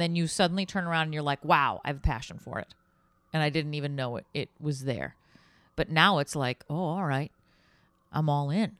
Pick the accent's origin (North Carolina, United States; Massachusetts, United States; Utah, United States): Massachusetts, United States; Boston; moved away as an adult; I grew up in Boston